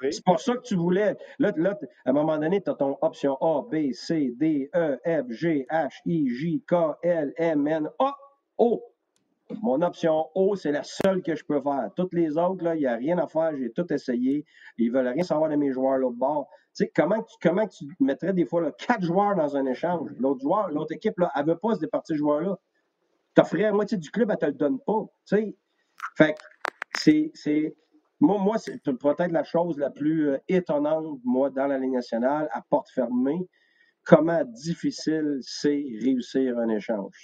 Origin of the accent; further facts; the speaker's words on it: Quebec, Canada; also born or lived in Tampa; je suis un vrai Québécois qui aime, qui aime, euh, qui aime le Québec